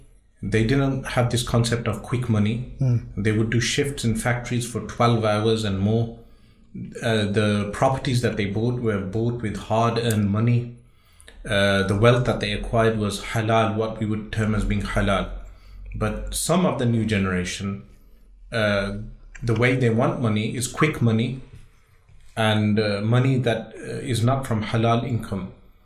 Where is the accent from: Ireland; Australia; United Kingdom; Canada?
United Kingdom; Birmingham, West Midlands; born and raised in Birmingham.